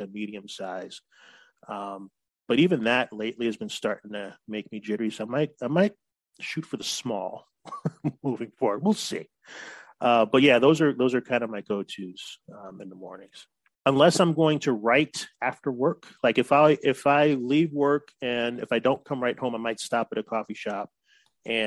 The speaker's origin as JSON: {"language": "English", "town": "Oak Park", "region": "Illinois", "country": "United States", "tie": "born or raised there", "also_born_or_lived": "Chicago, Illinois / California", "moved": "as an adult", "lives_now": "San Diego, United States", "said": "I grew up in Oak Park"}